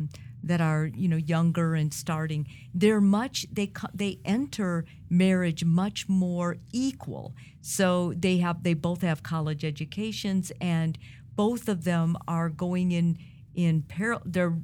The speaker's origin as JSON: {"language": "English", "country": "Italy"}